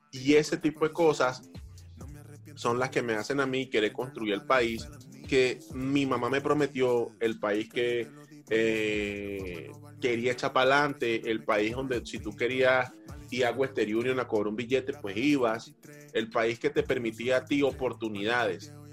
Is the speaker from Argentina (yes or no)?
no; Venezuela; moved away; yo creo que yo me encontré con Venezuela cuando me fui de Venezuela. Porque en Venezuela, realmente Venezuela no es Venezuela.